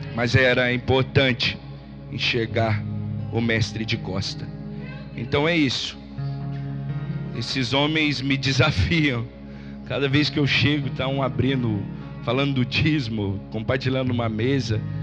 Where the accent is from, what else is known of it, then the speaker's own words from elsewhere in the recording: São José do Rio Preto, São Paulo, Brazil; Sou de São Zé do Rio Preto, pastor de uma igreja chamada Comunidade Pão da Vida